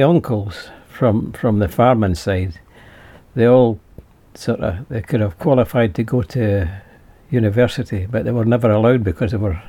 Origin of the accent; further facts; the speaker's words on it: Stirling, Scotland, United Kingdom; Very near the castle, in Broad Street.